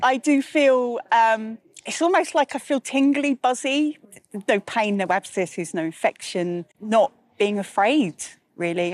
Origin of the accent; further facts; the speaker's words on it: Liverpool, North West England, United Kingdom; I grew up in Liverpool, so I'm very conscious of the River Mersey